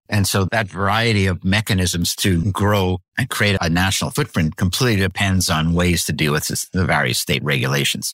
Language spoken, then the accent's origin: English; Canada; now in New Hampshire, United States; so I'm from Canada originally, lived in the U S for a long, long time